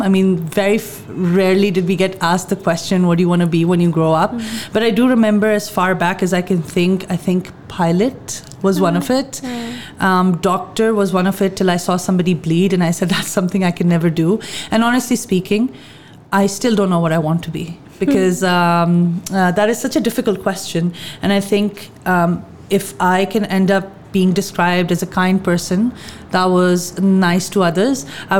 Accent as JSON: {"language": "English", "town": "Lahore", "region": "Punjab", "country": "Pakistan", "tie": "born there", "also_born_or_lived": "Bahawalpur / Gujranwala / Quetta", "said": "I was born in Lahore. Okay. But because my dad was in the military, I moved around every 2 years."}